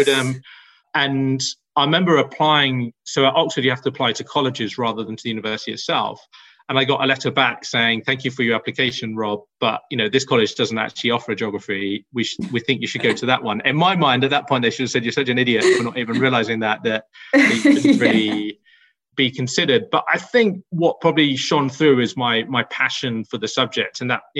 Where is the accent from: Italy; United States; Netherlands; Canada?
Netherlands; born there; I was born in Holland, and that's important because I was born below sea level.